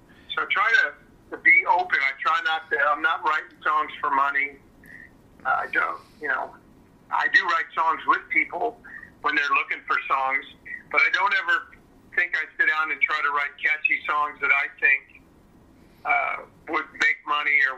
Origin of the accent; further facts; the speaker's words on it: St. Louis, Missouri, United States; I grew up in St. Louis